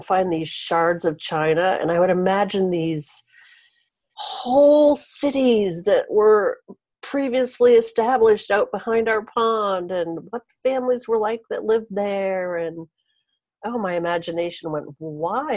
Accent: Maine, United States; I'm from Maine.

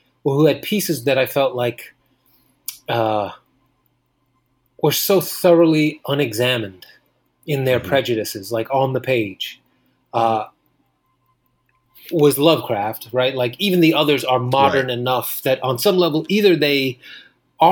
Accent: New York City, New York, United States; Born and raised in Queens, and then now I live in Washington Heights in Manhattan.

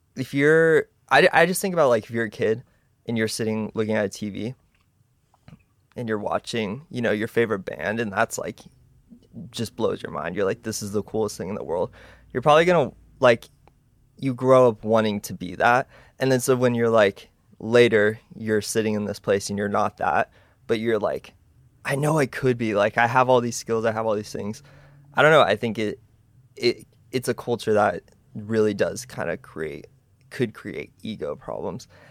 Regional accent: Texas, United States; I was born in Texas, you know, and it was cool because I grew up in like a musical family

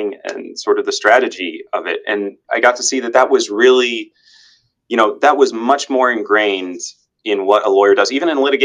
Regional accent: Naples, Florida, United States; also born or lived in Illinois; I've been in Naples essentially my entire life

